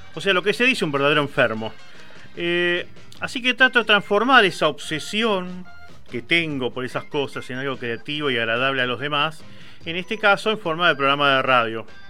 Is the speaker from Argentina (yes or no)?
yes; Quilmes, Buenos Aires Province, Argentina; yo soy de Quilmes